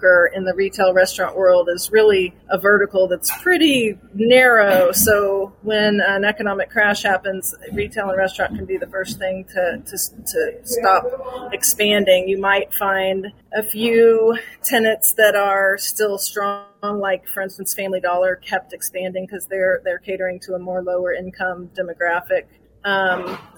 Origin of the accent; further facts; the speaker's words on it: Bonner Springs, Kansas, United States; also born or lived in Denton, Texas; I'm from Kansas City. I grew up in Bonner Springs and really have lived in Kansas City my whole life